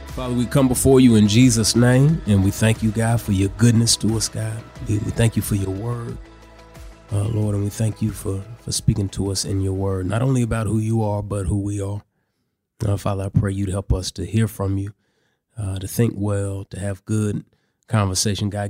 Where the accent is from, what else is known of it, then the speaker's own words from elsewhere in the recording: Dallas, Texas, United States; moved away; I grew up in Dallas, Texas. That's where I currently live. I just moved back to Dallas about a year ago